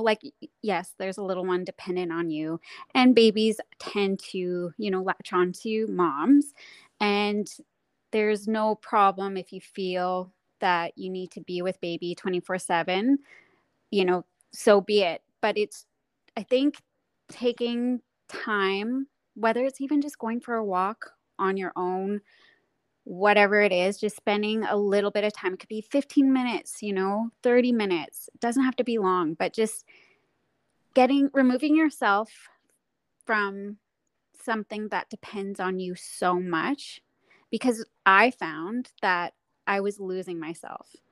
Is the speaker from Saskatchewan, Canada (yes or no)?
yes; Saskatchewan, Canada; moved away; also born or lived in Whistler; I grew up snowboarding in Saskatchewan